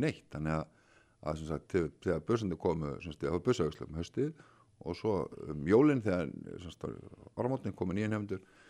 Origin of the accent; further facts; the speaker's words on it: Reykjavík, Capital Region, Iceland; ég er úr Reykjavík